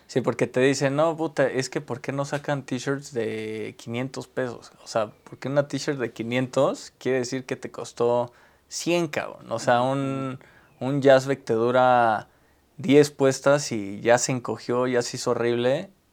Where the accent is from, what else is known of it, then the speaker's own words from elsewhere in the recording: Mexico; also born or lived in Taiwan; como mexicanos